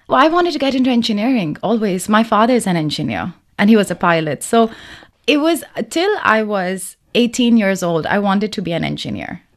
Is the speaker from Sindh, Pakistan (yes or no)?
no; Lahore, Punjab, Pakistan; now in Beijing, China; I'm from Lahore, Pakistan